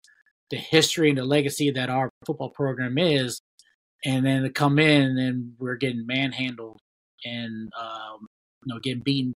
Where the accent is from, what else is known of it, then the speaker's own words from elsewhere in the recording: Ohio, United States; we're both from Ohio.